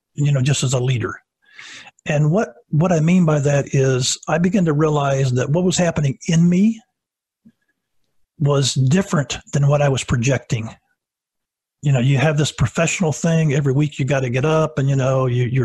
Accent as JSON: {"language": "English", "town": "Savannah", "region": "Tennessee", "country": "United States", "tie": "born or raised there", "also_born_or_lived": "Niles, Michigan", "said": "when I was at the age of six, my dad was already 30 years of age and had six kids, made a decision to start pastoring in a full-time way. We moved from Michigan, Niles, Michigan, all the way to Savannah, Tennessee, 600 miles down"}